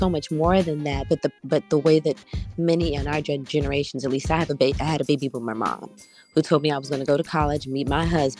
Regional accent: Washington, District of Columbia, United States; I'm from Washington, D.C., by way of Ghana, West Africa, a proud graduate of Duke Ellington School of Performing Arts

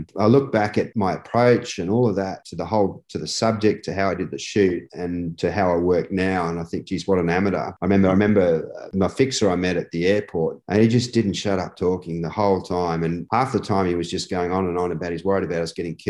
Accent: Perth, Western Australia, Australia; Every time pretty much I fly back into Australia, I struggle with that. I struggle seeing, you know, my hometown Perth looks as though it's been cleaned with a toothbrush every time I come back in.

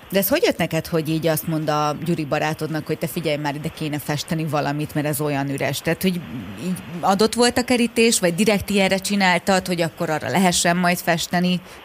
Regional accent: Érd, Pest, Hungary

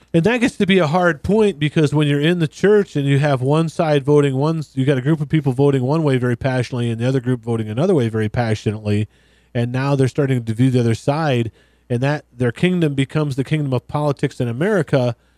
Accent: West Michigan, United States; really right wing, white, conservative Christian boy growing up in West Michigan

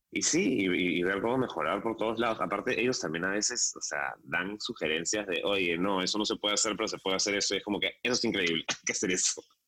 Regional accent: Peru

